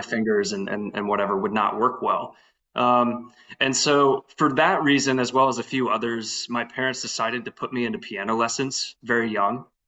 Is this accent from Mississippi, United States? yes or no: no; Lafayette, Louisiana, United States; born and raised in, in Lafayette